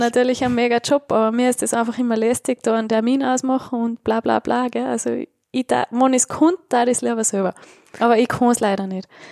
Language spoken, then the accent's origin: German; Tyrol, Austria; ich bin Tirolerin